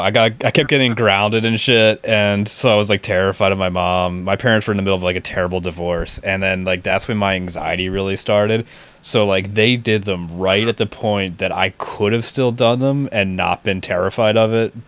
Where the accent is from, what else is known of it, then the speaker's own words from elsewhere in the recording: outside of Philadelphia, Pennsylvania, United States; where I grew up outside of Philly.